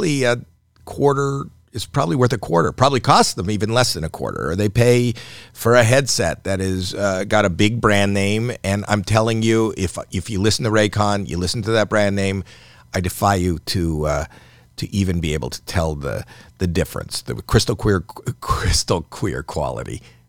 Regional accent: Canada

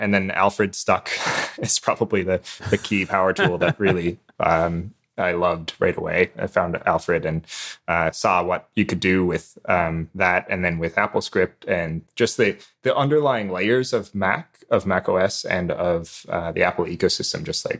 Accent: Newfoundland and Labrador, Canada; Newfoundlander, actually. So I'm calling you from half an hour ahead of Atlantic.

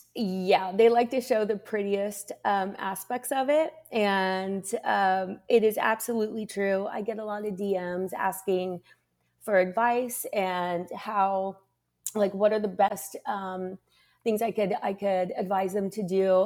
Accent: Lapel, Indiana, United States; moved away as an adult; also born or lived in London / New York; now in Los Angeles, United States; I was in Lapel, and, and it was, like, sixty-nine people in my graduating class

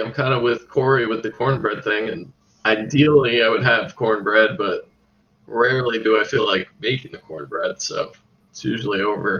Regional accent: New Jersey, United States; moved away; I grew up in New Jersey, so a little uncultured out here.

